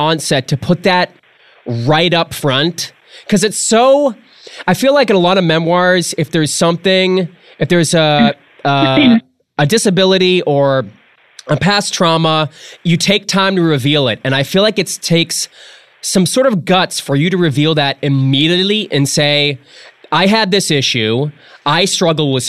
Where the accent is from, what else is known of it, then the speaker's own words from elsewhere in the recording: New England, United States; moved away; I'm from New England originally.